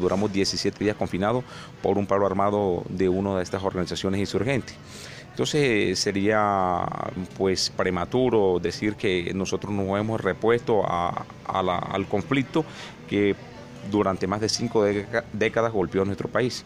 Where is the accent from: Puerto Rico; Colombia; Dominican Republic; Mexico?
Colombia; moved away as an adult; now in Norte de Santander, Colombia; viví, nací en la Sierra Nevada de Santa Marta, al lado de unos resguardos indígenas